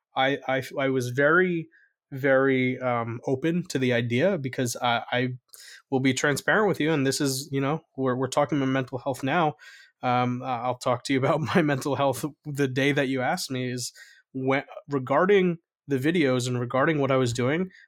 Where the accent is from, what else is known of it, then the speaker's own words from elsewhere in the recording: North New Jersey, United States; I grew up in North New Jersey